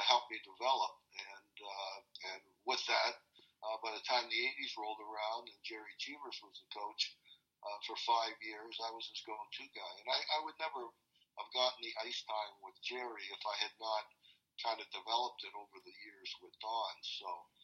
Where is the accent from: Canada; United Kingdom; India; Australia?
Canada; Toronto, Ontario; I grew up in Toronto, a hockey hotbed in the 60s